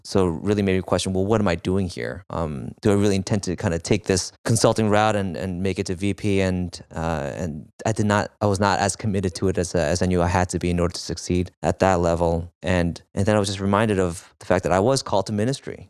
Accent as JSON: {"language": "English", "region": "New York", "country": "United States", "tie": "born or raised there", "said": "I was born in New York, in Flushing"}